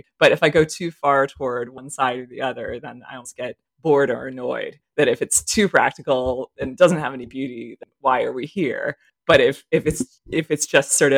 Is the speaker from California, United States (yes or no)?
yes; Berkeley, California, United States; I grew up in a neighborhood, I'm from California originally and from Berkeley, that's sort of outside of San Francisco